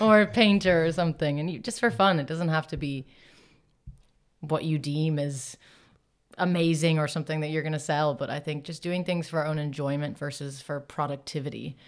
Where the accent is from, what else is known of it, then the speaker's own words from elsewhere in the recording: Ireland; moved away as an adult; also born or lived in Los Angeles, United States; grew up mostly in Ireland